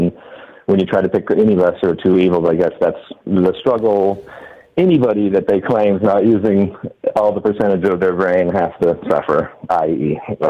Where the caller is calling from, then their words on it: Washington, United States; Washington State.